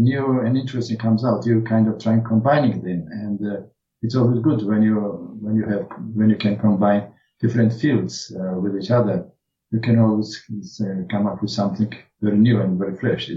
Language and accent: English; Tbilisi, Georgia; moved away as an adult; now in Melbourne, Australia; I grew up in Georgia. I lived in Georgia until I was 40 years old.